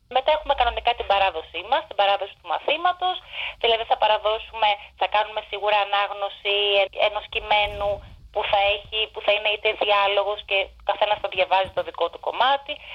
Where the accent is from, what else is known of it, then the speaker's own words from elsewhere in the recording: Aigio, West Greece, Greece; moved away as an adult; now in London, United Kingdom; Κατάγομαι, καλά είμαι από την Ελλάδα και κατάγομαι από το Αίγυο. Στο Αίγυο δηλαδή έχω μεγαλώσει